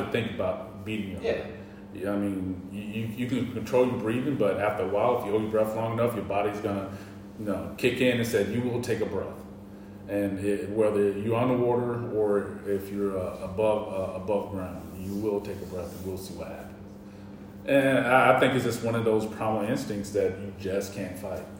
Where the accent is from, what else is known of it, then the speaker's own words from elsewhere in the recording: North Carolina, United States; I'm from the South, I'm from North Carolina